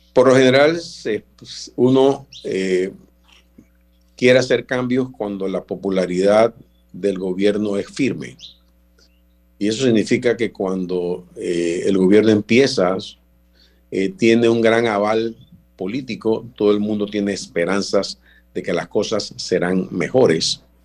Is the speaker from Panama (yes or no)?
yes; Panama; somos panameños